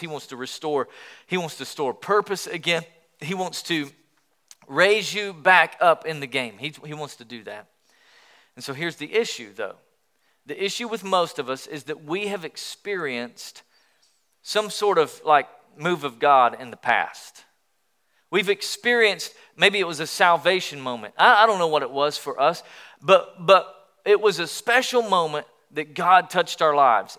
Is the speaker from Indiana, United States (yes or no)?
no; Sweetwater, Tennessee, United States; also born or lived in Pensacola, Florida; I grew up in Sweetwater, Tennessee. All right, a little small town between Knoxville and Chattanooga.